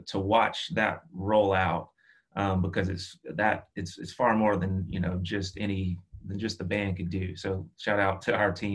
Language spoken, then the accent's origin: English; Tennessee area, South Carolina, United States; We're country kids from South Carolina, Tennessee area